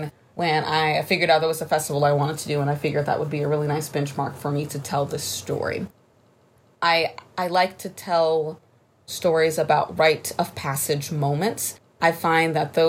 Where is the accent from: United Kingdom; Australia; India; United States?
United States; Charlottesville, Virginia; my experience growing up in Charlottesville